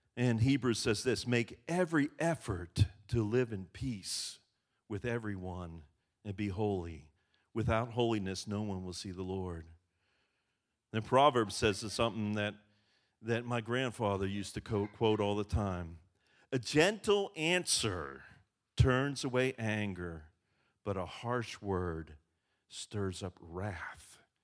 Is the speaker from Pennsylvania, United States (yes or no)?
yes; Western Pennsylvania, United States; I grew up in Western Pennsylvania, where I grew up, bushes were privacy